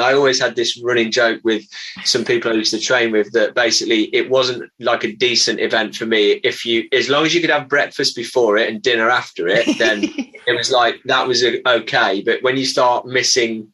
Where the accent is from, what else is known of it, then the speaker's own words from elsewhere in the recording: Midlands, United Kingdom; now in Christchurch, United Kingdom; I'm not from here. I grew up in the Midlands in the UK